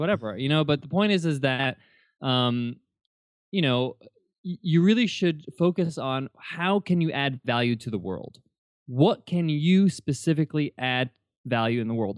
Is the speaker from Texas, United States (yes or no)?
no; New York, United States; I was born and raised in New York